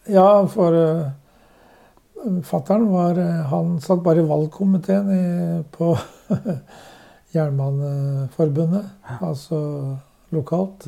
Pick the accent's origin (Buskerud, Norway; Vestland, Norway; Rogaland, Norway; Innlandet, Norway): Buskerud, Norway; Drammen; Jeg er født i Svarsgate på Strømsø. Ja. Og når jeg var åtte måneder, så flyttet foreldrene mine til Rosengansgata. Så jeg har hatt hele min barndom der og gått på Bragernes skole